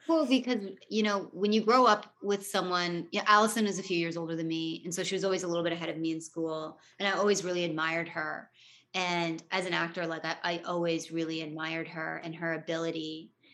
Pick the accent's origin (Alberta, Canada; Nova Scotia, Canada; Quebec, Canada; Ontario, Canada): Ontario, Canada; Toronto; growing up in Toronto